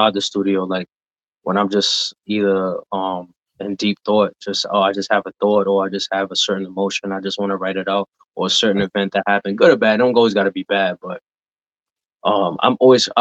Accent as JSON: {"language": "English", "town": "New York City", "region": "New York", "country": "United States", "tie": "born or raised there", "said": "growing up in the Bronx back in the day was tough"}